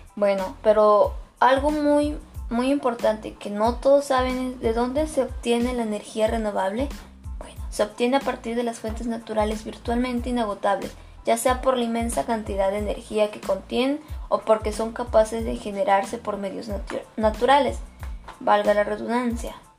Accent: Mexico; a nosotros como mexicanos

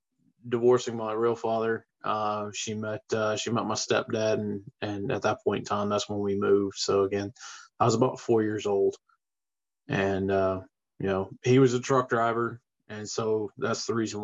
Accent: Webster, Texas, United States; Yeah, I was born down there in Webster, and it's just been a part of me. Texas is who I am.

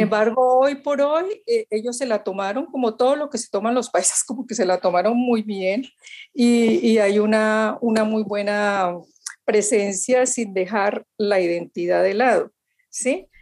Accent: Valle del Cauca, Colombia; nosotros los vallecaucanos

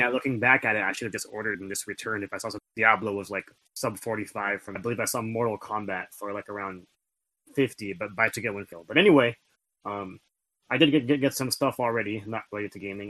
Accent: Philippines; I'm I'm Filipino.

